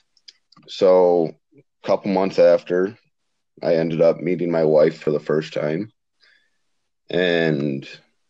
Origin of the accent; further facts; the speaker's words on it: Iowa, United States; I grew up in Iowa